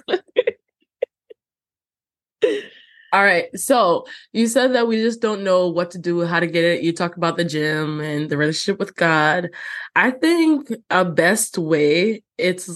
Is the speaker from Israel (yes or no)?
no; Jamaica; growing up in Jamaica, we had like a green book with all the hymns